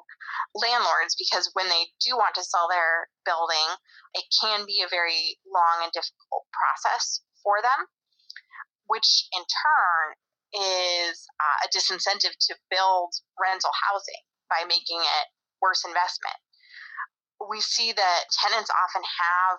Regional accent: Grand Junction, Colorado, United States; moved away as an adult; also born or lived in Baltimore; now in Washington, D.C., United States; I grew up in Grand Junction, Colorado, which is a relatively small town in western Colorado.

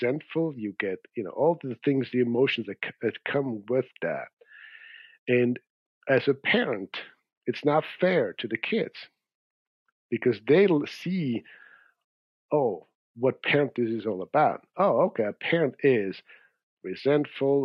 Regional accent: Zurich, Switzerland; moved away; I grew up in Switzerland in Zurich

